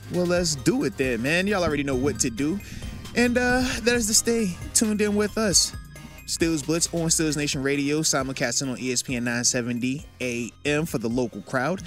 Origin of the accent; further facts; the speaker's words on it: East Coast, United States; I'm from the East Coast